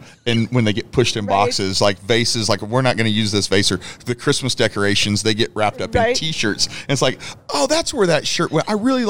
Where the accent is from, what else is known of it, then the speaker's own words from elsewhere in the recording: Kansas, United States; now in Houston, United States; He lived from my hometown in Kansas, and I'm in Houston